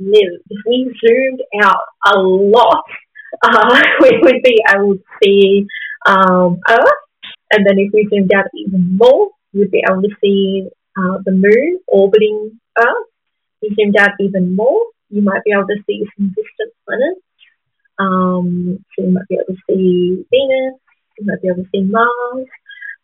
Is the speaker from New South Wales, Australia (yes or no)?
yes; Gamilaroi country, northern New South Wales, Australia; I am a Gamilaroi woman. That means I come from Gamilaroi country, which is northern New South Wales